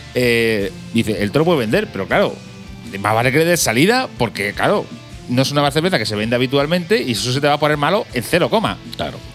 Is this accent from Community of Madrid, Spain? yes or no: no; Castilla-La Mancha, Spain; nosotros somos manchegos